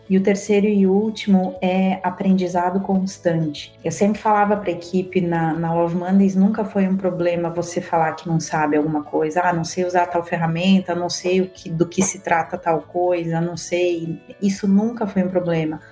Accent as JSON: {"language": "Portuguese", "town": "Erechim", "region": "Rio Grande do Sul", "country": "Brazil", "also_born_or_lived": "Porto Alegre / London", "moved": "as an adult", "said": "eu sou de Erechim, interior do Rio Grande do Sul"}